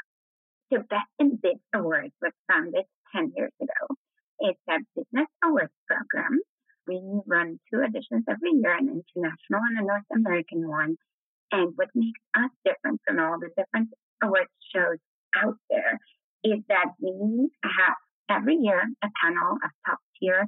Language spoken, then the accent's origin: English; Poland; moved away; also born or lived in Netherlands / United Kingdom; I'm from Poland originally